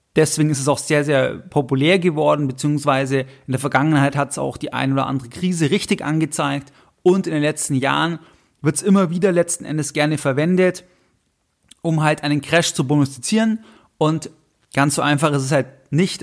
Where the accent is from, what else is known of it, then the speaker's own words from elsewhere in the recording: Germany; Bei uns in Deutschland